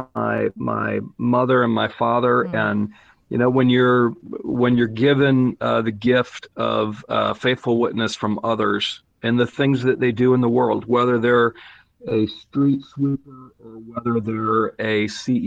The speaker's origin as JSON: {"language": "English", "region": "North Carolina", "country": "United States", "said": "we're both from North Carolina"}